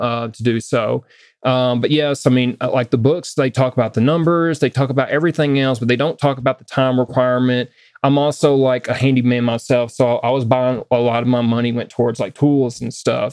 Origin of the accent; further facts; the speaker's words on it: the South, United States; now in Westminster, United States; I grew up in the South